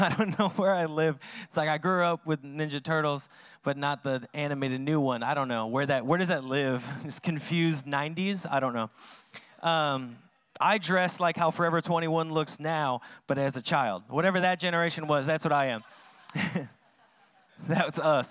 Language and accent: English; Washington, United States; I'm from Washington